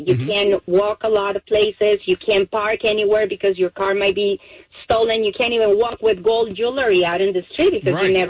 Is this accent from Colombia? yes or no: yes; Colombia; now in Jacksonville, United States; I'm Hispanic. I'm from Colombia.